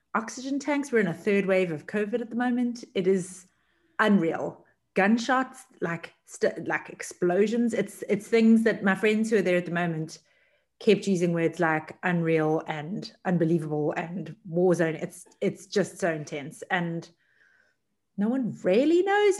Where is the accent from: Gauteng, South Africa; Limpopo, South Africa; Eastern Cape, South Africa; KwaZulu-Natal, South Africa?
KwaZulu-Natal, South Africa; Durban; moved away; also born or lived in Cape Town; I was born and raised in Durban, which is about a two hour flight away